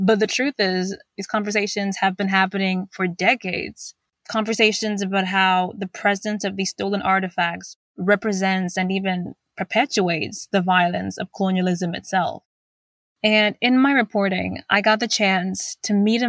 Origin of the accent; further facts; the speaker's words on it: Zimbabwe; I'm from Zimbabwe